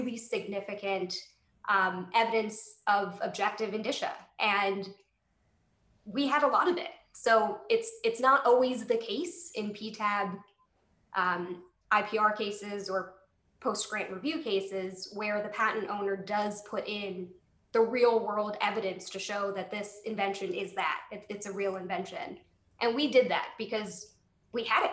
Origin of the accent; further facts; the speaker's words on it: Wilmington, Delaware, United States; my hometown of Wilmington, Delaware.